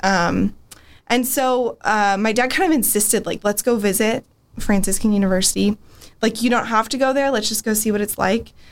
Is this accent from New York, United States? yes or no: no; San Diego, California, United States; moved away as an adult; now in Steubenville, United States; I'm actually from San Diego, California, originally